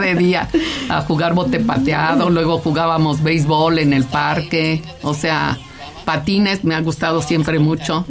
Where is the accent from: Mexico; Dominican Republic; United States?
Mexico; also born or lived in Caracas, Venezuela; yo nací en Caracas, Venezuela, pero pues toda ah. mis papás emigrantes italianos llegaron a México en el 57, o sea, yo tenía cinco años